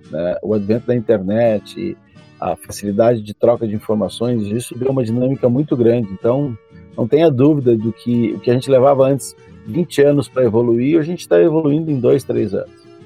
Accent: Gramado, Rio Grande do Sul, Brazil; nós somos do interior do Rio Grande do Sul, de Gramado, né?

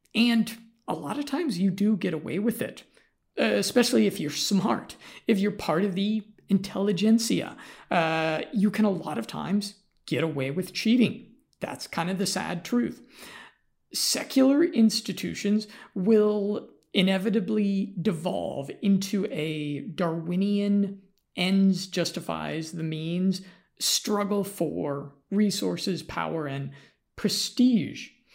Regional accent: United States; I'm American

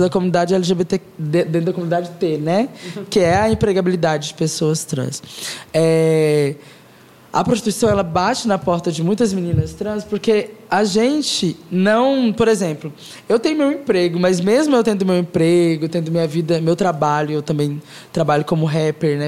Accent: Goiás, Brazil; sou uma garota goiana

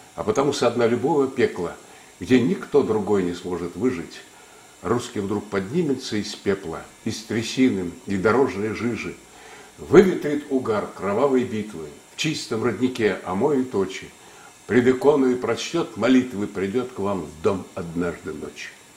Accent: Tsugol Datsan, Buryat settlement, Zabaykalsky Krai, Russia; also born or lived in Urluk, Krasnochikoysky District; Я родился в Бурятском поселке, в Цугульском Дацане, в этом монашеской келье

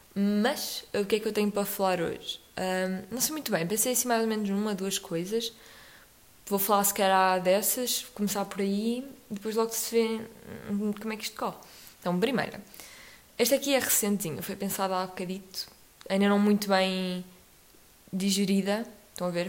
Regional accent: Portugal; ao longo do nosso país, vamos tendo vários sotaques dependendo das regiões

